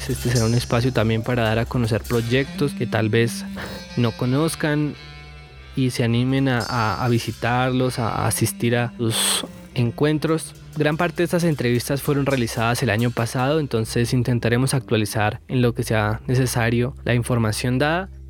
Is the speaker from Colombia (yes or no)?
yes; Medellín, Antioquia, Colombia; moved away; also born or lived in Bogotá; Pues yo soy de Medellín